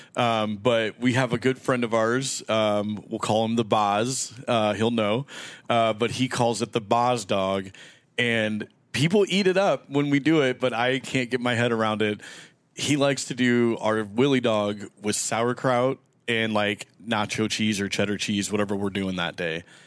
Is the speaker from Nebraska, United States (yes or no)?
yes; Omaha, Nebraska, United States; I grew up in North Omaha